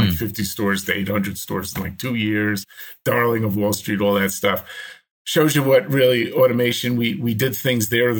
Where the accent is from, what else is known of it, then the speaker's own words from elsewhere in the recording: New Jersey, United States; moved away as an adult; also born or lived in New York; now in New Mexico, United States; Well, I grew up in New Jersey. I think I still have an accent.